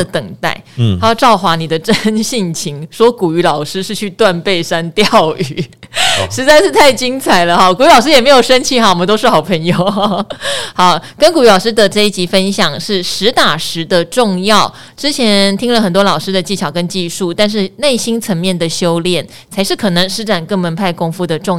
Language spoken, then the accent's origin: Chinese; Pingtung County, Taiwan; 虽然我是屏东人，应该是喜欢吃蒸的